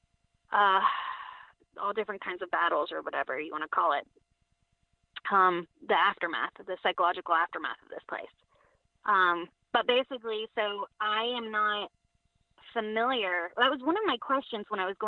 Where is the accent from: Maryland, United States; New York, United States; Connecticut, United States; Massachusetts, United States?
Connecticut, United States; And I grew up, I was born in Connecticut. My parents were already involved in this group. So I grew up in it